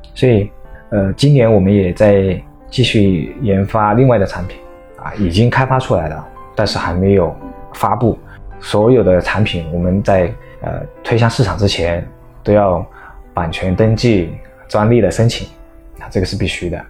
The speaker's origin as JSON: {"language": "Chinese", "region": "Chongqing", "country": "China", "said": "作为我们自己是重庆人"}